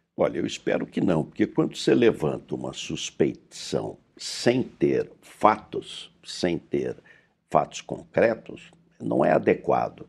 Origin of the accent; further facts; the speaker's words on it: Pindamonhangaba, São Paulo, Brazil; Eu sou do, de, do interior, do Vale do Paraíba, de Pindamonhangaba